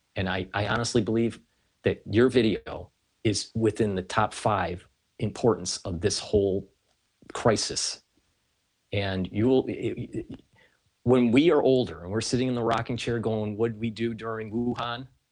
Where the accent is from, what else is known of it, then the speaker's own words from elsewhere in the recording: United States; being an American